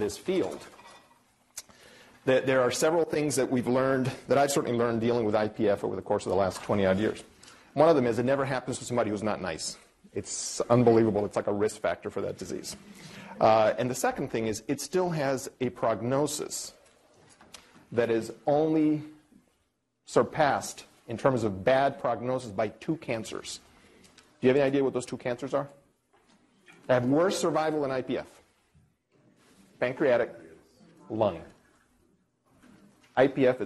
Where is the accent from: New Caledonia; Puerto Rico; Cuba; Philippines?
Cuba; also born or lived in Ann Arbor, Michigan; now in New York, United States; I'm Cuban. I was born in Cuba. I'm an immigrant from Cuba.